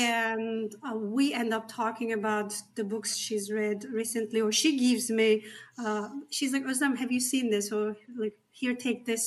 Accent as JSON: {"language": "English", "country": "Turkey", "second_language": "English", "moved": "as an adult", "lives_now": "Canada", "said": "I come from Turkey, or the Republic of Turkey"}